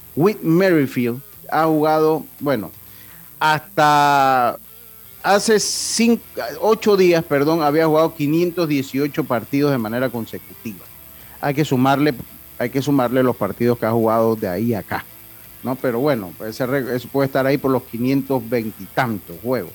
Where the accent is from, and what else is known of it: Panama